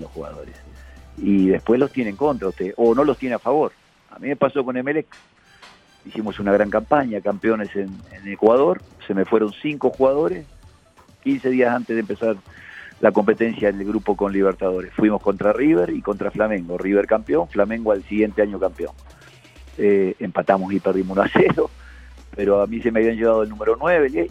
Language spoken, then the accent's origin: Spanish; Uruguay; moved away as an adult; now in Colombia; mi país, Uruguay